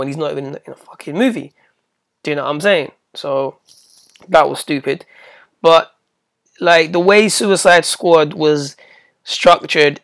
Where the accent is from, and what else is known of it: United Kingdom